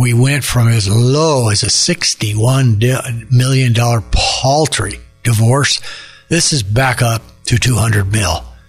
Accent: Phoenix, Arizona, United States; Phoenix, my hometown here

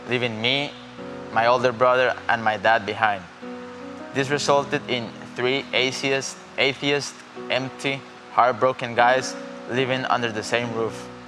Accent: Costa Rica

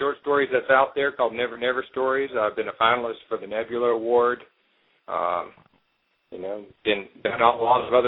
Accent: Alabama, United States; I was born and raised in Alabama

